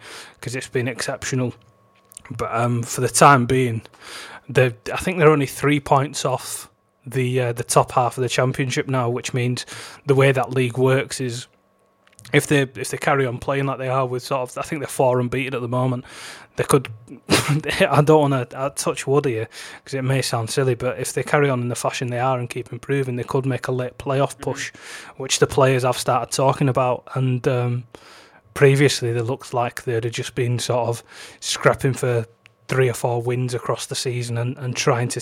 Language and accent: English; Huddersfield, Yorkshire and the Humber, United Kingdom; they're sort of my hometown club